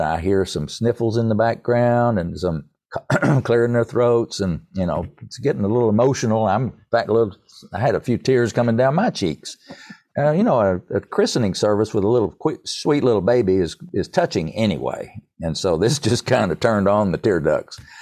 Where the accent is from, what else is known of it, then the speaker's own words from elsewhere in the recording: Erwin, Tennessee, United States; now in Winston-Salem, United States; I grew up in East Tennessee. I'm a product of the mountains of East Tennessee. Irwin is my hometown